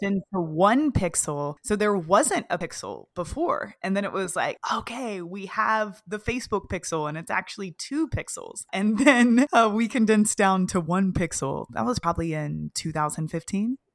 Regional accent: Kentucky, United States; moved away as an adult; also born or lived in Austin, Texas; I moved to Austin, Texas from my hometown in Kentucky

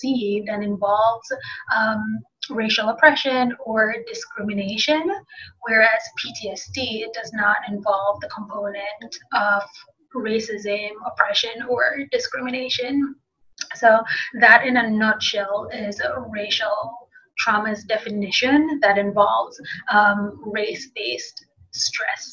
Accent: Jamaica; moved away as an adult; now in United States; being Jamaican

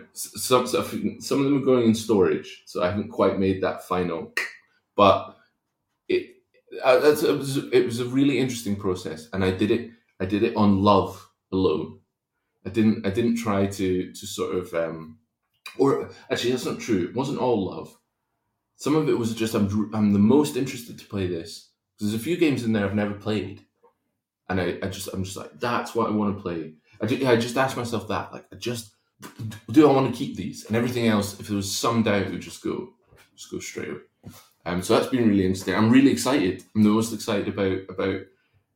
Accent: Kingdom of Fife, Scotland, United Kingdom; also born or lived in Spain; when we moved to Scotland from Spain, grew up in a place called the Kingdom of Fife

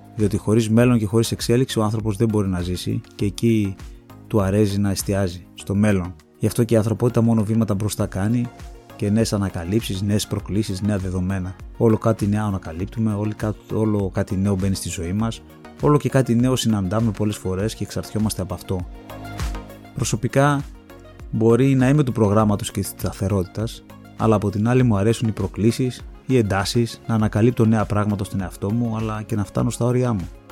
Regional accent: Thessaloniki, Central Macedonia, Greece; γεννήθηκα στη Θεσσαλονίκη στι 3 Ιουνίου

